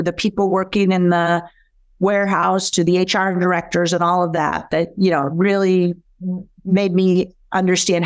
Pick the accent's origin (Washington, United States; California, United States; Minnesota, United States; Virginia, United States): Minnesota, United States; St. Paul; moved away as an adult; also born or lived in San Francisco; I am a native St. Paul, Minnesota girl